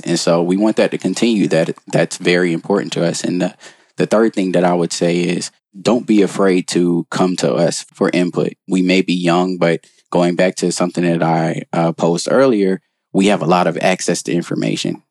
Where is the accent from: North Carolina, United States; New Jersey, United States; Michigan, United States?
North Carolina, United States; moved away; also born or lived in Baltimore, Maryland; I'm originally from North Carolina